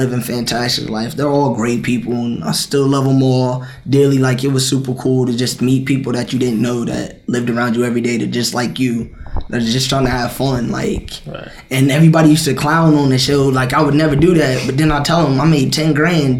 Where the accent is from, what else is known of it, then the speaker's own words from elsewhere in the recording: West Carrollton, Ohio, United States; I come from West Carrollton